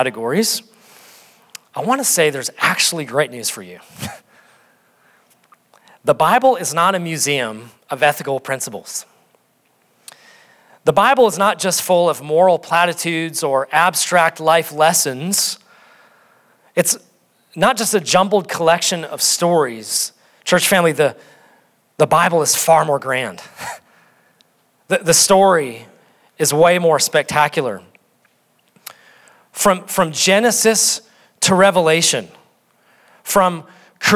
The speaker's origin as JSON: {"language": "English", "region": "North Dakota", "country": "United States", "said": "I'm from North Dakota"}